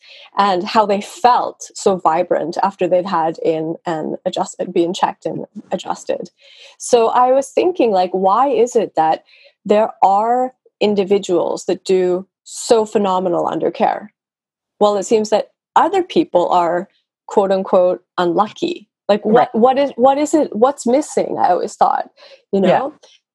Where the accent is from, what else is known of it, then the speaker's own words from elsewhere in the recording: Vancouver, British Columbia, Canada; first language English; moved away as an adult; now in Norway; I'm from Canada. I'm from Vancouver, okay. British Columbia.